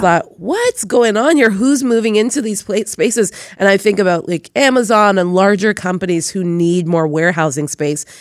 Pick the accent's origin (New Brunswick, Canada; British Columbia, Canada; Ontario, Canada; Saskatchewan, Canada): Ontario, Canada; Toronto; I grew up in Toronto housing